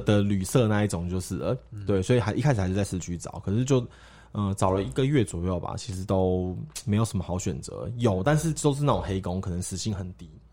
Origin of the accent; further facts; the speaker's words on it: Taiwan; 我们从台湾来的